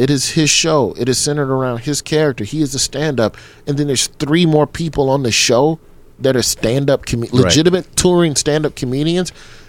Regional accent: the South, United States; You know, I'm from the South.

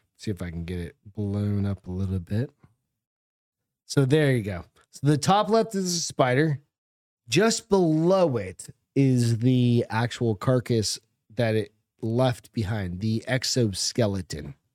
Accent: Hampton, New Hampshire, United States; I grew up in New Hampshire

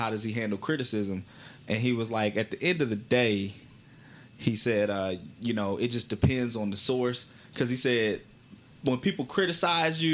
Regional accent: Wylie, Texas, United States; I grew up in Wiley, Texas

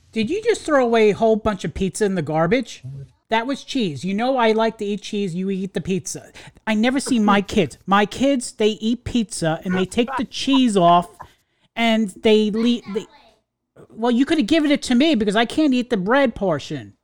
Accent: New York, United States; we went to the same school together growing up in New York

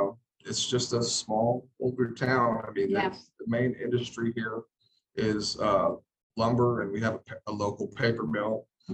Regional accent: on the Sabine River, Louisiana, United States; moved away; also born or lived in Jasper, Texas / Kirbyville, Texas; We're right on the river that divides Texas and Louisiana.

